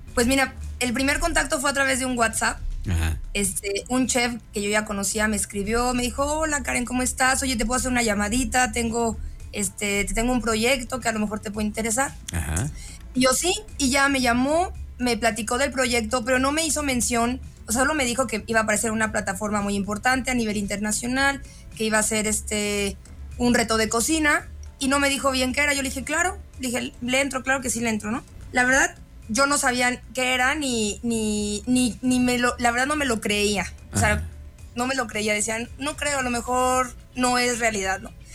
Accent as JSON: {"language": "Spanish", "region": "Guanajuato", "country": "Mexico", "tie": "born or raised there", "said": "Yo literal vivía ahí de los cero a los 15 años."}